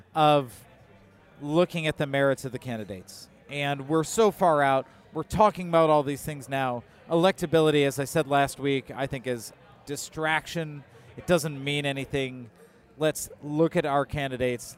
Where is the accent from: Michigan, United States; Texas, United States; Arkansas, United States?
Michigan, United States; Detroit; now in Illinois, United States; I grew up in Detroit